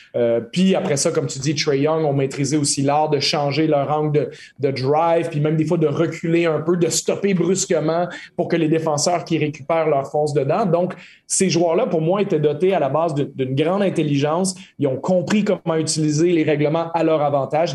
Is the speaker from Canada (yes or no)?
yes; Quebec, Canada; en tant que Québécois